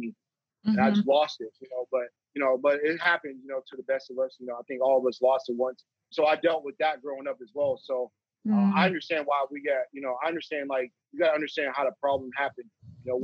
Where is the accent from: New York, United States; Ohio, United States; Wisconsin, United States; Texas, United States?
Ohio, United States; Youngstown; also born or lived in Poland, Ohio; I was born in Youngstown. Youngstown is the main city here. And my mom said around fourth grade that we need to move to a suburb